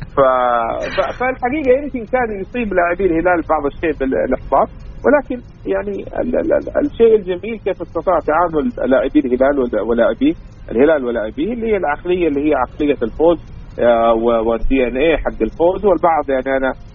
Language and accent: Arabic; Saudi Arabia